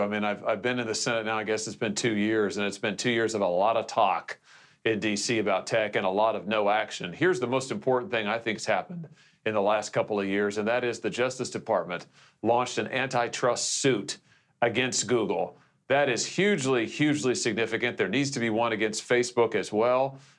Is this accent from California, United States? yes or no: no; Missouri, United States; I just think of the many folks in my home state, Mike, in Missouri